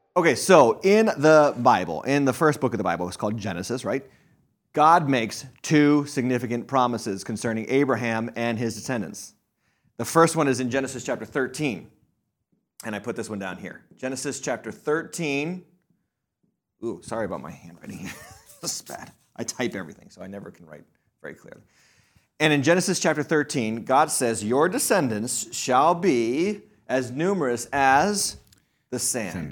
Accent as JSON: {"language": "English", "country": "United States", "said": "I'm from America."}